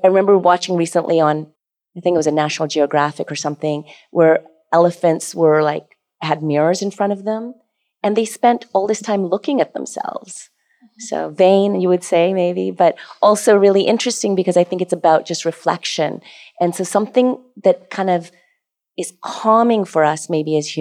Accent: Alberta, Canada; moved away; also born or lived in Toronto; I grew up in Alberta, even coming to Toronto first

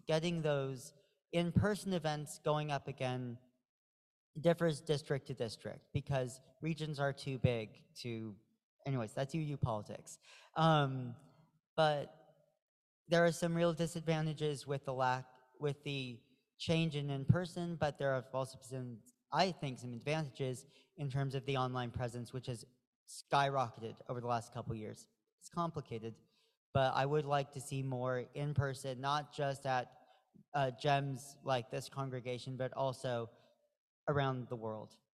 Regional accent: Pacific Northwest, United States; moved away; I'm from the Pacific Northwest.

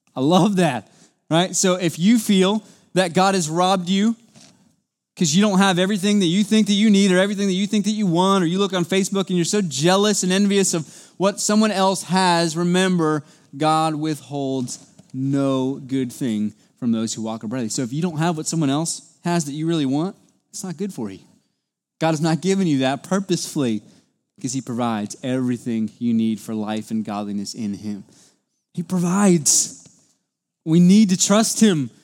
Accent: United States; as an American in two thousand twenty-two

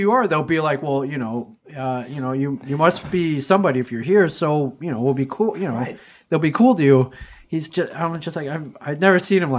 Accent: Michigan, United States; I heard you're also from Michigan, and she lights up.

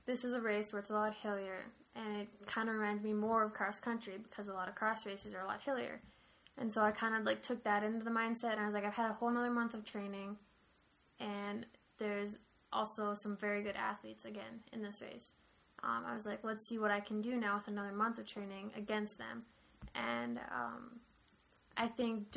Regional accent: United States; close to my home state, like, right across the border

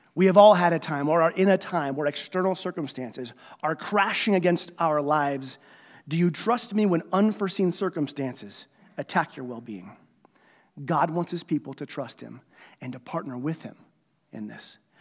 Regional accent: United States; I'm a citizen of heaven before I'm an American

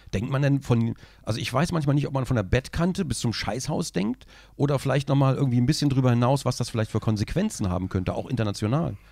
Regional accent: Braunschweig, Lower Saxony, Germany; ich komme aus Braunschweig, ich verschleife die Hälfte.

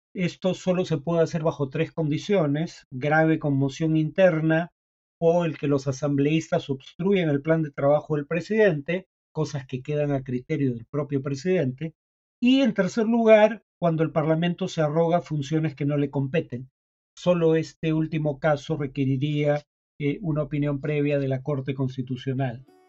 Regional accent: Peru

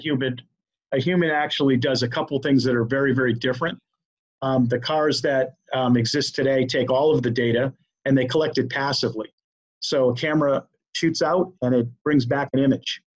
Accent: Maine, United States; moved away; I'm from Maine originally

